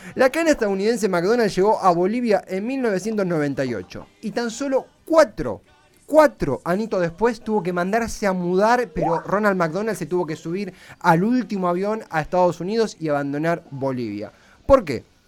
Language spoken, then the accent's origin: Spanish; Argentina; yo soy argentina